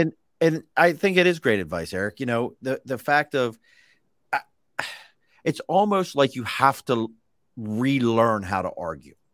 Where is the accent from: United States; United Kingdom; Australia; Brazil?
United States; Baltimore, Maryland; I was a kid from East Baltimore, white kid from East Baltimore